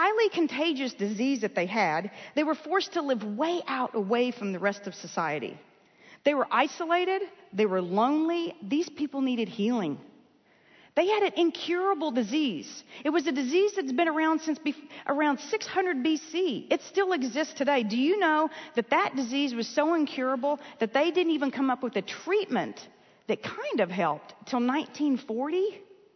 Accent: Texas, United States; I was born in the United States. In fact, I got to Texas as quickly as I could. As soon as my parents wised up, we moved here

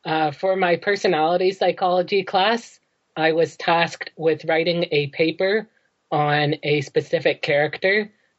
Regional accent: Ontario, Canada; I'm from Ontario. I'm 21

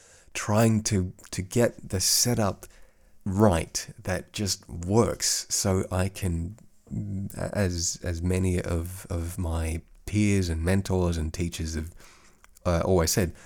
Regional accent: Australia; accent: Australian; now in Europe; kind of had to affect that accent because I don't speak to other Aussies all that much. And I think my Australian accent has faded somewhat over the last 13 odd years here in Europe.

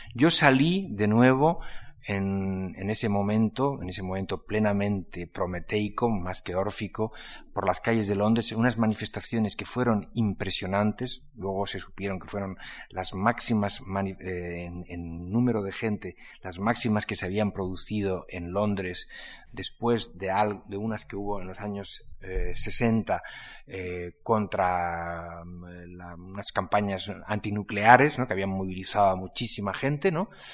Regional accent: Spain; se presentaba como español

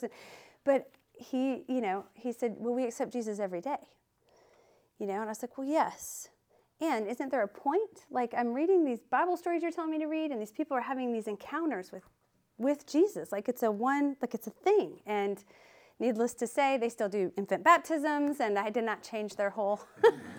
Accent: Sioux Falls, South Dakota, United States; I grew up in the Midwest in South Dakota, a small town in Sioux Falls, South Dakota

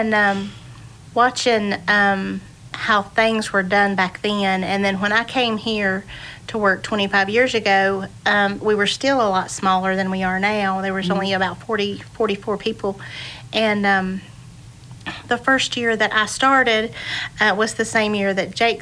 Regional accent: Boone, North Carolina, United States; I grew up here in Boone, too, mm-hmm. and it is a small town.

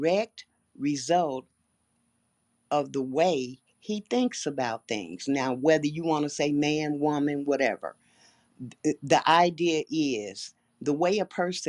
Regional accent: Chicago, Illinois, United States; I was born and raised in Chicago

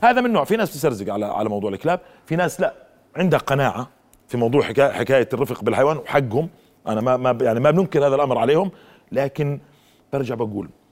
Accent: Jordan; عندنا في الاردن

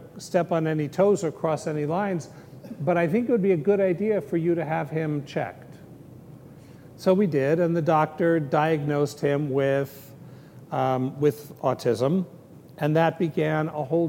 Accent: San Francisco, California, United States; moved away; I grew up an atheist, and I grew up in San Francisco

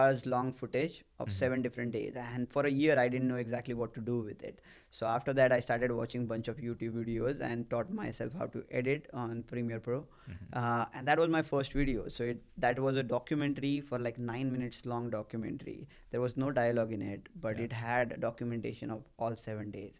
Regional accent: India; moved away as an adult; now in United States; I came to US from India

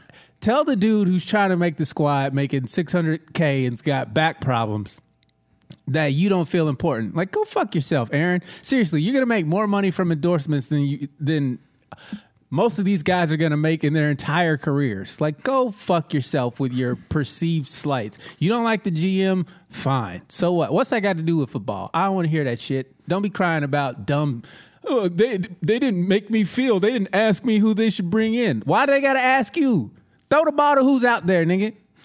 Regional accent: Queens, New York, United States; I was raised out in Queens.

